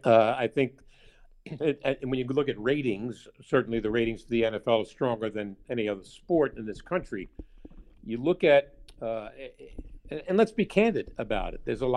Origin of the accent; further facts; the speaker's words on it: New York, United States; as a guy growing up in New York, Yankee Stadium was like a cathedral to me